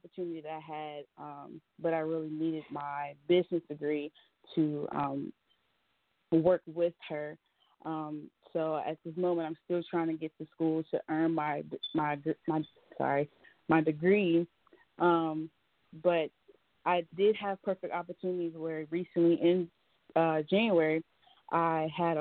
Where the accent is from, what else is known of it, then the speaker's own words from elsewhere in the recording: Charlotte, North Carolina, United States; I'm from Charlotte, so we got to represent for the Charlotte, the CLT.